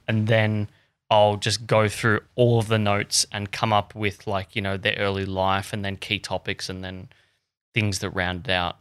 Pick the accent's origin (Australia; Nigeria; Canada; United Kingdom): Australia; I'm just this dumb, dumb Aussie kid